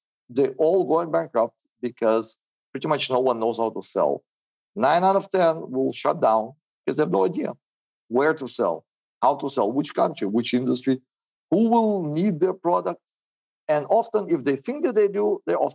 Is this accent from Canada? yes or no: no; Israel; also born or lived in Soviet Union; I was born in the Soviet Union in 1981, moved to Israel in the 90s